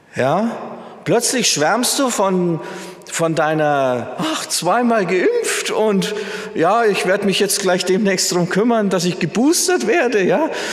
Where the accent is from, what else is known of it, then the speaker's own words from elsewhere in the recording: Germany; wir Deutsche